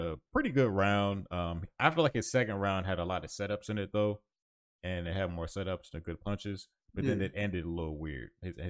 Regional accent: New Jersey, United States; I'm from Jersey. This is what we call it.

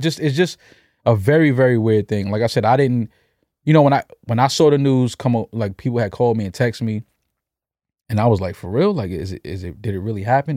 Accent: New York City, New York, United States; growing up in New York City in the eighties, in the nineties

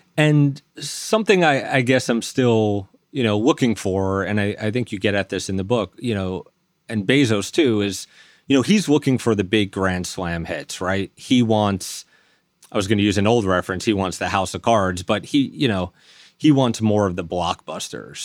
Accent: New York City, New York, United States; now in Bergen County, United States; I was raised in Staten Island

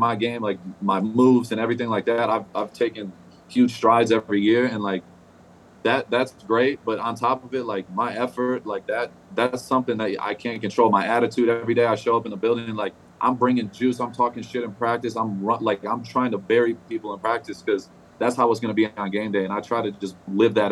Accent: Michigan, United States; I grew up in Michigan.

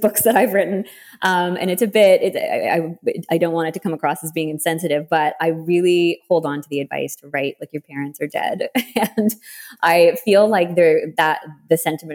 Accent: Canada; being the Canadian writer I am

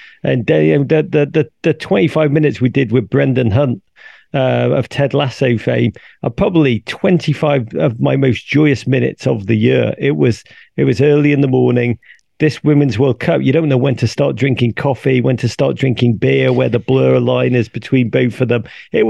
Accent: England, United Kingdom; when I grew up in England, to go and watch the football, you'd go every week to your team, season ticket, same seats, same people surrounding you

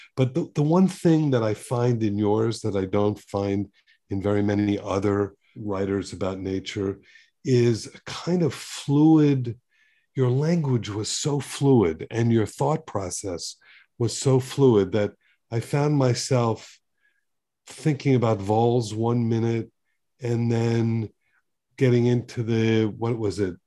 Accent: Miami Beach, Florida, United States; I grew up on Miami Beach

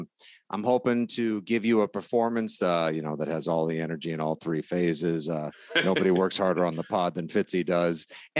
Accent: Braintree, Massachusetts, United States; Of course, I'm originally from Braintree.

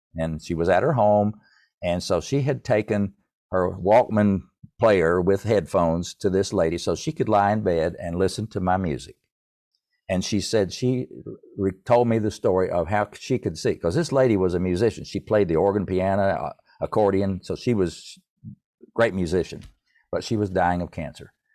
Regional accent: East Tennessee, United States; I grew up in East Tennessee in a musical family

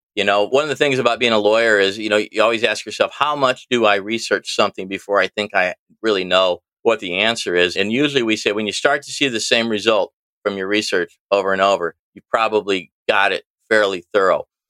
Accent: East Peoria, Illinois, United States; also born or lived in Washington, Illinois; I'm from Washington, Illinois now. I started in East Peoria, really about the center of the state, little north of center of the state. Lived here for most of my life

